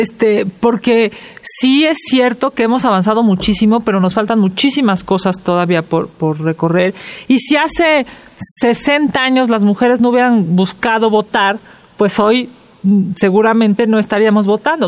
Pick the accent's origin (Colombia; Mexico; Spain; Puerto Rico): Mexico